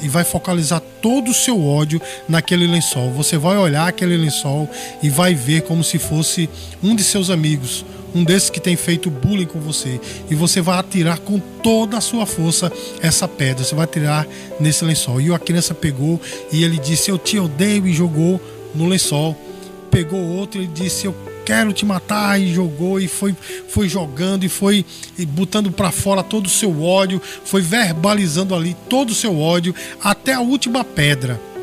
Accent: Brazil; nós, como brasileiros

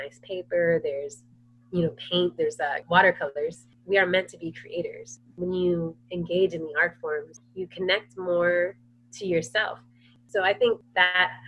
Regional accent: Lorton, Virginia, United States; also born or lived in Woodbridge, Virginia; now in Philadelphia, United States; I grew up in Lorton, Virginia, and Virginia Beach and Woodbridge, all like Fairfax. So all of like Northern Virginia and Southern Virginia

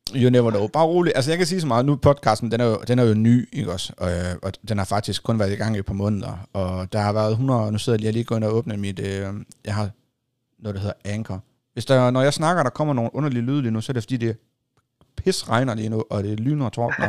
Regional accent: Hjørring Municipality area, North Denmark Region, Denmark; heroppe, der er det jo det samme, her, hvor jeg kommer fra

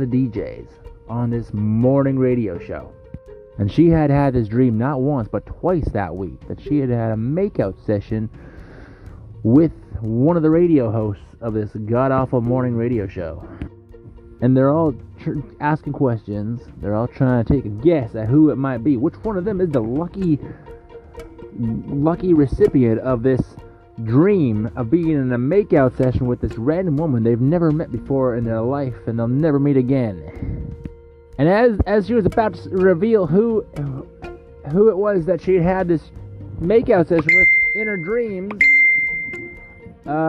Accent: Abbotsford, British Columbia, Canada; Recording live from my hometown on Abbotsford, BC, in British Columbia, Canada, which is where I was born and raised. I've lived here my entire life.

